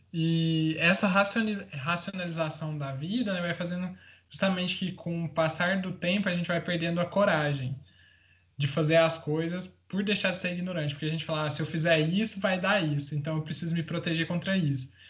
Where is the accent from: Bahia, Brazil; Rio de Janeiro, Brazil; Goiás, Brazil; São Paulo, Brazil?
Goiás, Brazil; interior of; eu sou do interior de Goiás